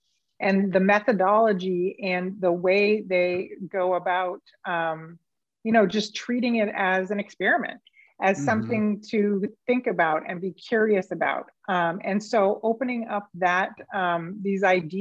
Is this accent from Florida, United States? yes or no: no; Las Vegas, Nevada, United States; I was from Manch, Vegas